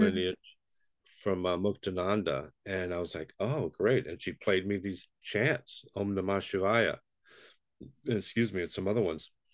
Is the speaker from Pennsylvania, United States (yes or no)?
no; New York City, New York, United States; moved away; I grew up in Brooklyn, New York